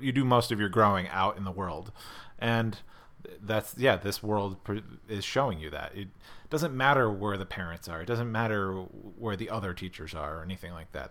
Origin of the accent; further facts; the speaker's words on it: Scranton, Pennsylvania, United States; i grew up in scranton pennsylvania